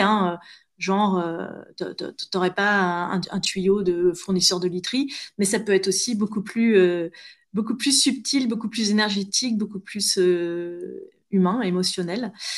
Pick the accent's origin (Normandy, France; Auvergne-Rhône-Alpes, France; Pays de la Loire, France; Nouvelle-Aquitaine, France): Normandy, France; near Honfleur; also born or lived in Paris; c'était dans ma région d'origine